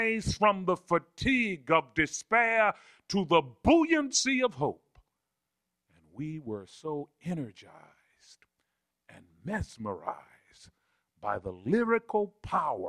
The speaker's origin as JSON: {"language": "English", "town": "Baltimore", "region": "Maryland", "country": "United States", "tie": "born or raised there", "also_born_or_lived": "Alabama", "said": "I grew up in Southwest Baltimore, in a public housing project in Cherry Hill for a significant part of my life"}